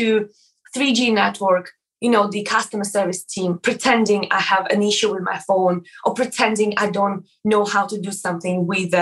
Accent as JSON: {"language": "English", "country": "Latvia", "also_born_or_lived": "Yorkshire", "first_language": "Russian", "second_language": "English", "moved": "as an adult", "lives_now": "United Kingdom", "said": "Russian language. This is my first language, even though I'm from Latvia"}